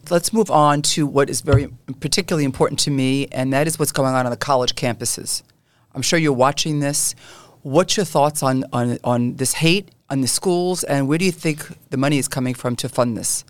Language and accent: English; New York City, New York, United States; I grew up in Canarsie